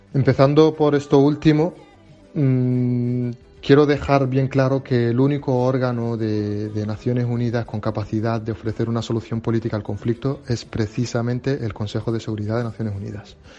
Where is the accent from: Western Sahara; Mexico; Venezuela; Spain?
Western Sahara; soy refugiado saharaui